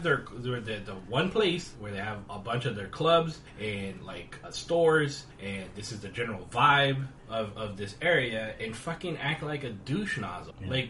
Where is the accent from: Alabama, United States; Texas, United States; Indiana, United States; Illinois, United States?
Texas, United States; moved away; I'm from Texas, and I know barbecue.